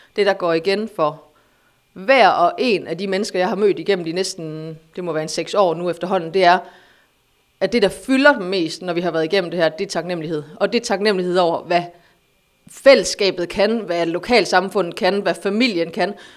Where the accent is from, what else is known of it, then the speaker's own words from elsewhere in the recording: Aarhus, Central Denmark Region, Denmark; jeg er fra Aarhus.